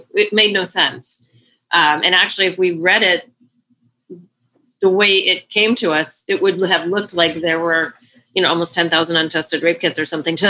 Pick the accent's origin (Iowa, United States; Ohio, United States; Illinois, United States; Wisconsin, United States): Illinois, United States; I'm from Illinois, born and raised right. Illinois.